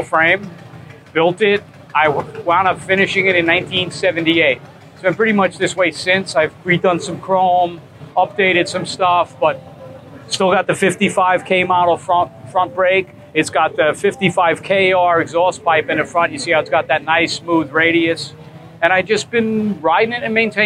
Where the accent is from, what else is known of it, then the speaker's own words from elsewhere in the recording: Levittown, New York, United States; I'm from Levittown, New York